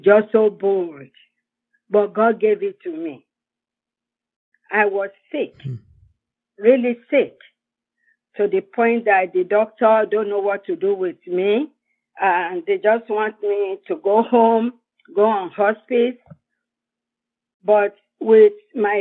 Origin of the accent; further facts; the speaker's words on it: Nigeria; moved away as an adult; also born or lived in Fayetteville, North Carolina; now in United States; I'm from Nigeria in West Africa.